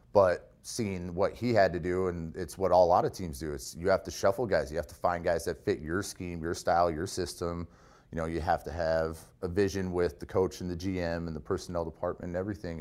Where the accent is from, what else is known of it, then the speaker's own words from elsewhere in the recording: California, United States; moved away as an adult; I grew up in California. We didn't get snow.